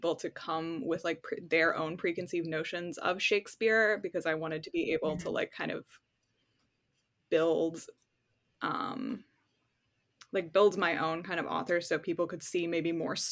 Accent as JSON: {"language": "English", "region": "New York", "country": "United States", "tie": "born or raised there", "moved": "as an adult", "lives_now": "California, United States", "said": "I live in California now. I'm from New York. But now I live in California. And, you know, I went through Hurricane Sandy when I was living back home"}